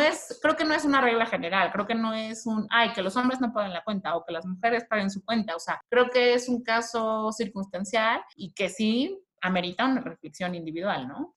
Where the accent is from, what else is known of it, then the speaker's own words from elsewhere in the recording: Mexico; nosotros que somos la sociedad mexicana